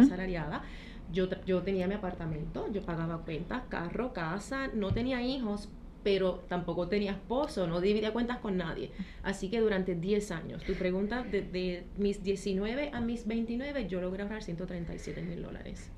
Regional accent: Trujillo Alto, Puerto Rico; moved away as an adult; also born or lived in London / Paris / Miami / Mexico; soy de y Trujillo Alto, de aquí como el Coquí

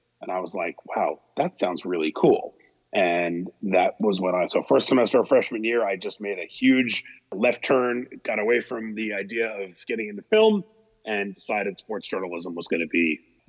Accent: New York City, New York, United States; I grew up in New York City.

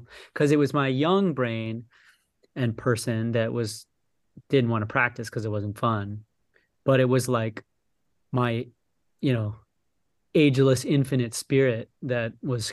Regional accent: Connecticut, United States; I grew up in Connecticut

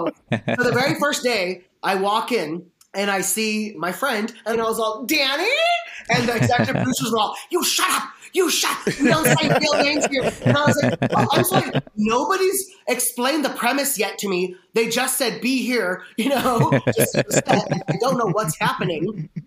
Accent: India; But is it weird, though, that every time I say … I'm Indian, and then I do that, like, weird chant, like, to let them know that I truly am Indian, like, as proof?

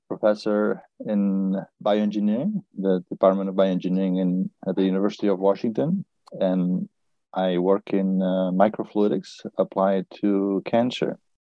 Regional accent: Barcelona, Catalonia, Spain; moved away as an adult; also born or lived in Berkeley / Boston; I was born in Barcelona, and I studied physics. And I moved to uh, to Boston to, to MIT for a postdoc

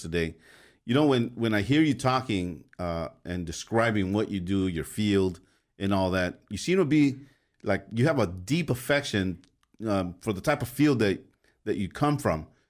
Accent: Los Angeles, California, United States; growing up in Los Angeles, you really didn't come out of a, you know, four or five mile radius

